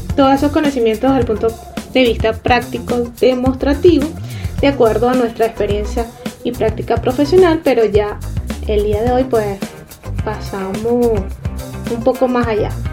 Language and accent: Spanish; Venezuela